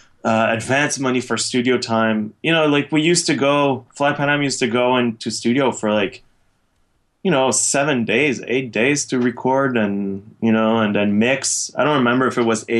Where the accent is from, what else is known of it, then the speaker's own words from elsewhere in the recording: Montreal, Quebec, Canada; I grew up in Pierrefonds with Nasir.